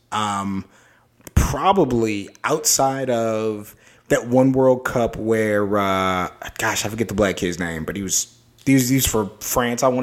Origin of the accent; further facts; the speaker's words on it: United States; we're Americans